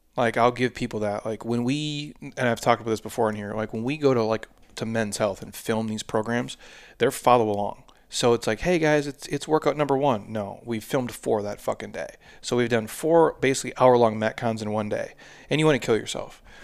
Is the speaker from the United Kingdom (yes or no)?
no; Midwest, United States; I'm from the Midwest